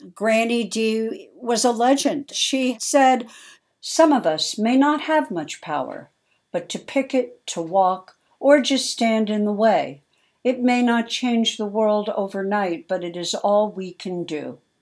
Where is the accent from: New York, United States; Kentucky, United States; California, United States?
New York, United States; New York City; I was born in New York City